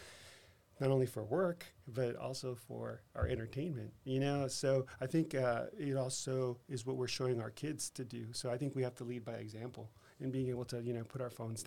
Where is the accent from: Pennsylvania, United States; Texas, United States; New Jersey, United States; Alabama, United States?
Texas, United States; El Paso; also born or lived in Seattle, Washington / Denver, Colorado / Boston, Massachusetts; now in San Antonio, United States; I grew up in El Paso, Texas